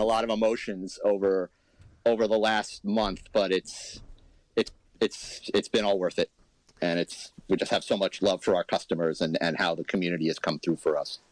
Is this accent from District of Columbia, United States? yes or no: no; New York City, New York, United States; now in Huntington, United States; I grew up in Manhattan, you know, street noise, I kind of filter it all out